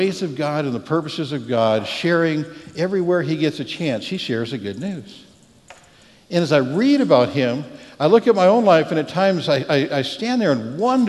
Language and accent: English; Canada; now in Texas, United States; I'm Canadian